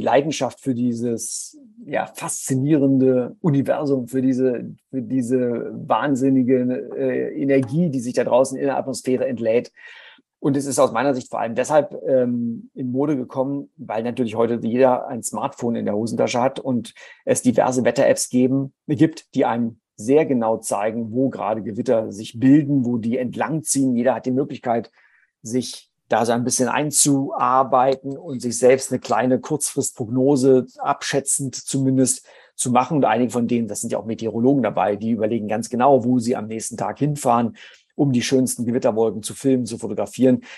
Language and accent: German; Germany; ich komme aus der DDR